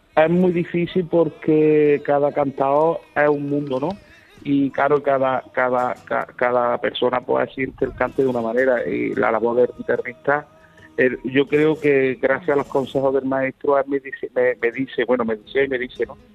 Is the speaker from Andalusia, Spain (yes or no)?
yes; Córdoba, Andalusia, Spain; soy de Córdoba